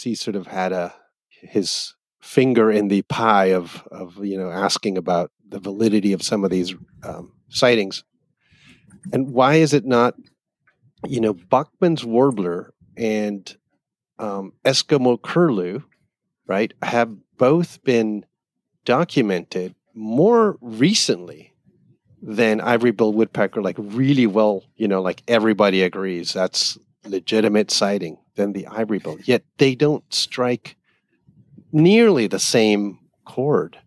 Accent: Canada; I grew up in Canada

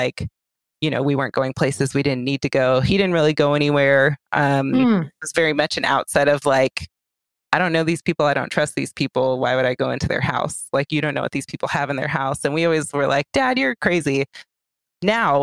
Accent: Orange County, California, United States; I grew up in Orange County.

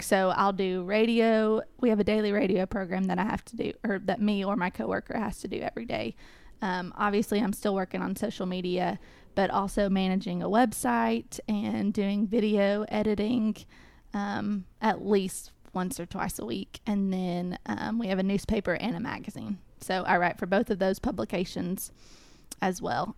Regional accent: Cookeville, Tennessee, United States; also born or lived in Knoxville, Tennessee; I am originally from Cookville, Tennessee

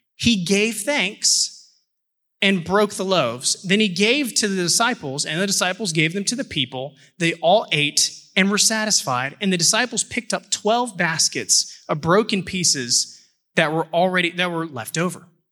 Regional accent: Houston, Texas, United States; moved away; I'm from Houston

